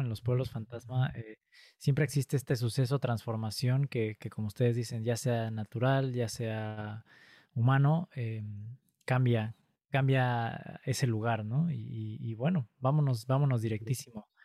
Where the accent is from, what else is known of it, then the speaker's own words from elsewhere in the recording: Pachuca, Hidalgo, Mexico; yo crecí cerca de un pueblo minero, yo soy de Pachuca Hidalgo